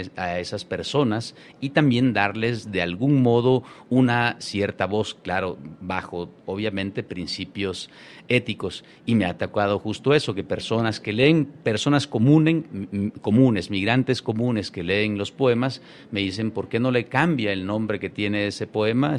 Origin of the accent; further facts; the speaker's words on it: Chiapas, Mexico; Yo nací y crecí allí